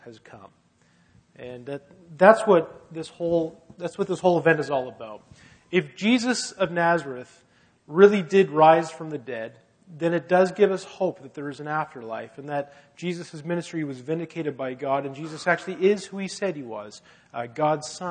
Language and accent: English; Halifax, Nova Scotia, Canada; And I grew up in Halifax, but my parents are both from Ottawa originally.